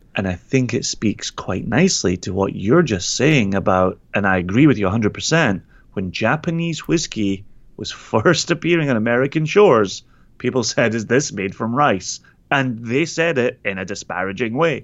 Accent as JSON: {"language": "English", "region": "Scotland", "country": "United Kingdom", "said": "my Scottish legitimacy"}